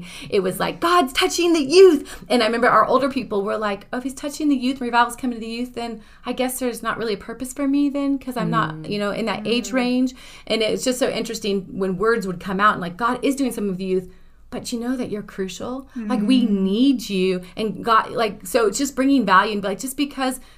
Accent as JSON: {"language": "English", "region": "Northern California", "country": "United States", "lives_now": "Redding, United States", "said": "I was from Northern California, predominantly white"}